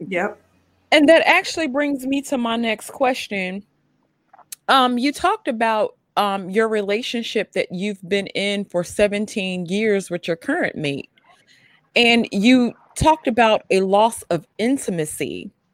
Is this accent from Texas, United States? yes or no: no; Mississippi, United States; moved away; also born or lived in New York City; I'm originally from Mississippi, and then I moved to New York City